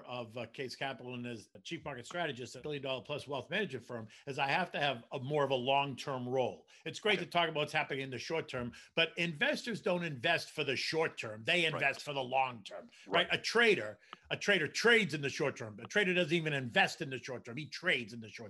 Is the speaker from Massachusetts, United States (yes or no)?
yes; Boston, Massachusetts, United States; moved away as an adult; also born or lived in Washington, D.C. / New York City; I grew up in Boston